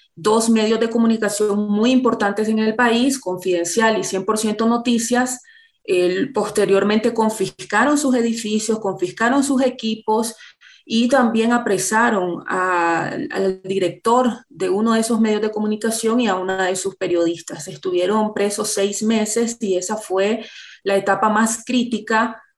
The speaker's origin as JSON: {"language": "Spanish", "country": "Nicaragua", "moved": "as an adult", "lives_now": "Costa Rica", "said": "como nicaragüenses"}